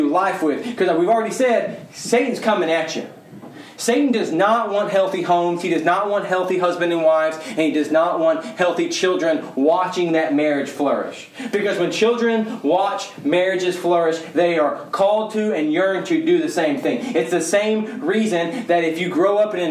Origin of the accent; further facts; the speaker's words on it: Mesquite, Texas, United States; Born and raised in Mesquite, wear cowboy boots